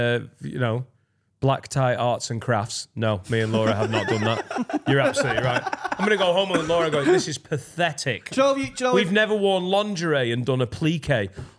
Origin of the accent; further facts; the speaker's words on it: near Blackburn, North West England, United Kingdom; I grew up near Blackburn.